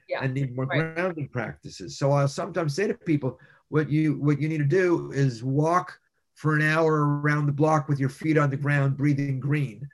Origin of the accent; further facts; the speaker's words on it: Montreal, Quebec, Canada; moved away as an adult; now in United States; as a young child, my parents would take me across town to see all of the Christmas decorations across Montreal